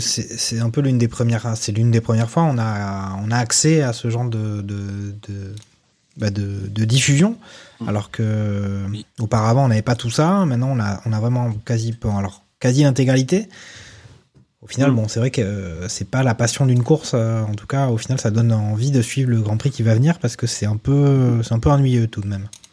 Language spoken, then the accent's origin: French; France; en tant que Français